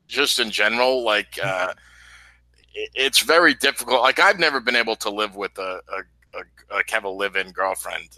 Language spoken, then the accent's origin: English; New York City, New York, United States; born and raised in New York City